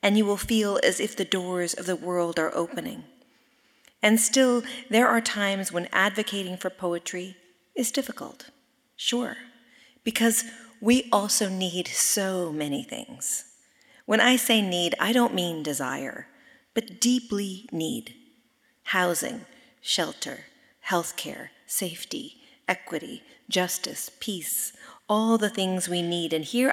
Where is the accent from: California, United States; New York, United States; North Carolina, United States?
California, United States; Sonoma; I am from Sonoma, California, and I grew up in a place where nature was in everything that we did